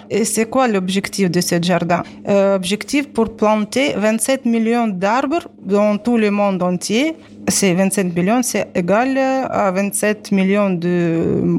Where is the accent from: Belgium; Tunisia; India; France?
Tunisia; je parle en tant que Tunisienne